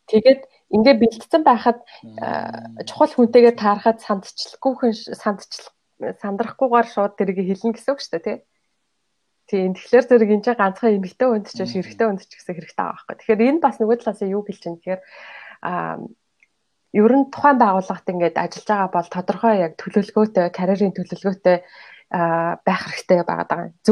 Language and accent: Mongolian; Mongolia; moved away as an adult; now in United Kingdom; Монголоос ирсэн оюутан